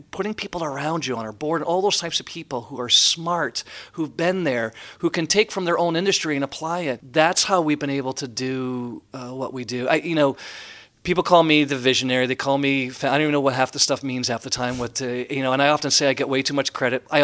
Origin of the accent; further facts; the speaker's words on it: Canada; I'm Canadian, yeah.